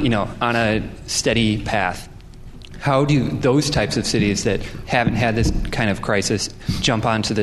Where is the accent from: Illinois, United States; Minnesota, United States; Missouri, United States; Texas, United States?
Minnesota, United States; Minneapolis; moved away as an adult; now in London, United Kingdom; I'm an MSc student here at LSE, and I'm from America and stuff.